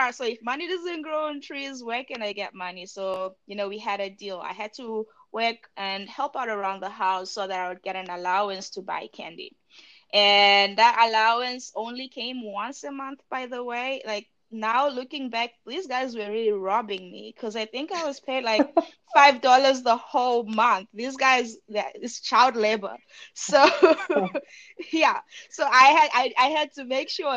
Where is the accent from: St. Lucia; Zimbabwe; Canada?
Zimbabwe; now in Texas, United States; I'm actually from Zimbabwe. So if you can hear the accents